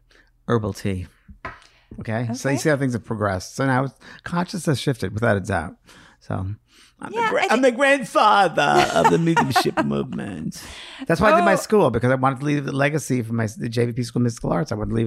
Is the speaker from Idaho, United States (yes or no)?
no; New York, United States; I use pisser because I'm from New York.